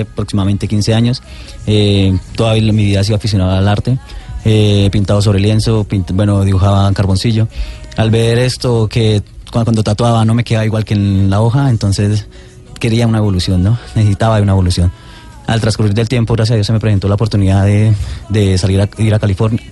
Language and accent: Spanish; Colombia; nací en Colombia